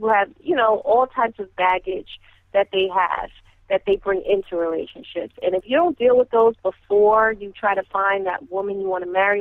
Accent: New York, United States; I am from New York

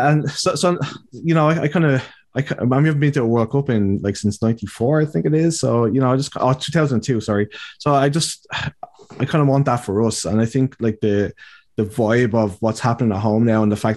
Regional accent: Ireland; our problem as Irish people

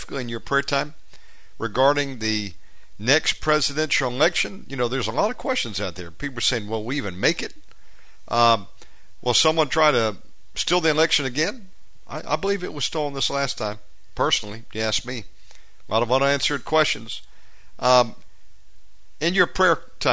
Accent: Georgia, United States; the state of Georgia, my home state

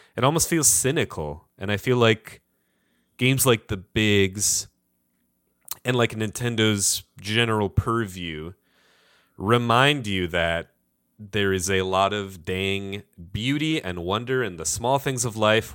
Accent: Detroit, Michigan, United States; Being from Detroit

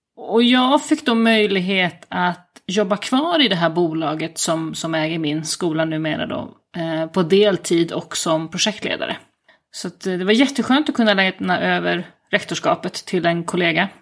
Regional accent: Uppland, Sweden; moved away as an adult; also born or lived in Skåne; now in Italy; jag är väl uppvuxen i Uppland i vanliga fall. jag brukar säga att jag har vuxit upp i trakterna kring Arlanda

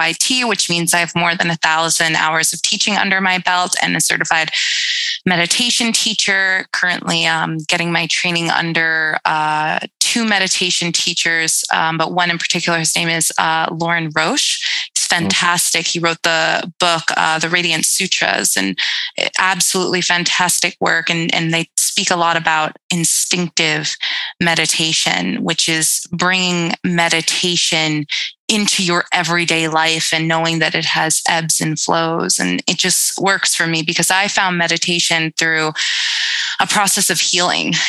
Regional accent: Brentwood, New York, United States; I grew up on Long Island

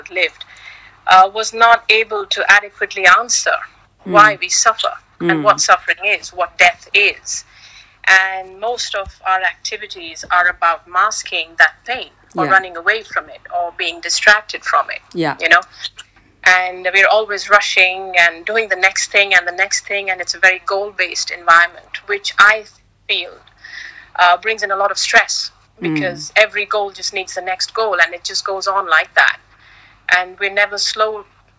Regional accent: India; moved away as an adult; also born or lived in Hong Kong; now in Singapore; I was born in India, but I left India at 26 and moved to Hong Kong

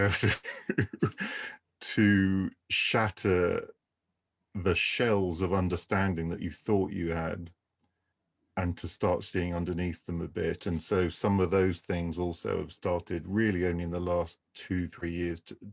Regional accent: Canterbury, South East England, United Kingdom; I grew up in the southeast of England in the county of Kent

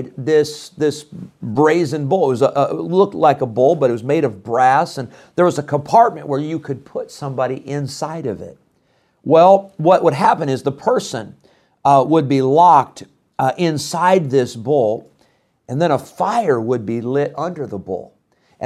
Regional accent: Illinois, United States; I grew up in Illinois.

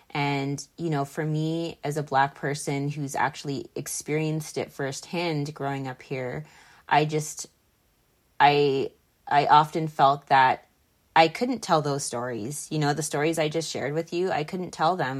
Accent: Mississauga, Ontario, Canada; growing up in Mississauga, Mississauga is very diverse

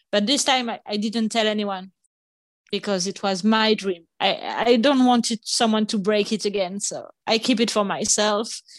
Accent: Nice, Provence-Alpes-Côte d'Azur, France; English is a second language; also born or lived in Paris; Nice, so close by the sea in the south of France, when I was three years old. So my brother and I, we grew up nearby the sea

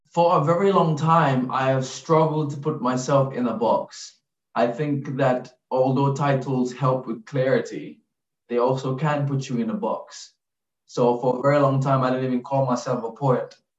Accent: Gambia; now in London, United Kingdom; growing up in the Gambia

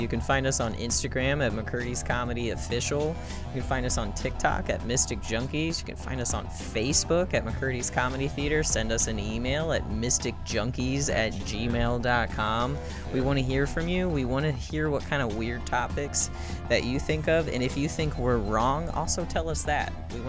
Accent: Ireland; I'm Irish.

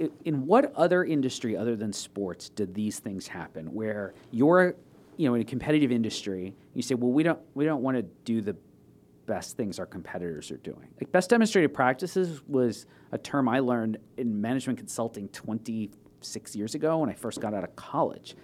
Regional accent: Long Island, New York, United States; moved away as an adult; also born or lived in Toronto; I was born on Long Island and grew up there. Lived in the same house until I was seventeen, left for college

